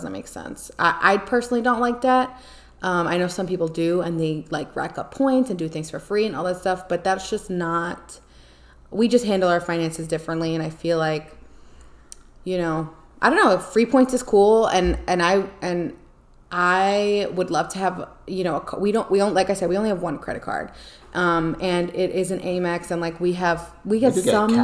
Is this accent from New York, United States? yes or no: yes; Long Island, New York, United States; moved away; I miss Long Island. I miss my hometown.